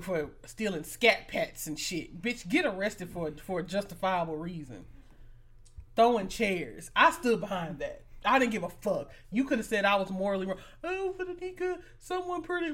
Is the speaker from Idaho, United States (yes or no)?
no; Birmingham, Alabama, United States; I'm from Birmingham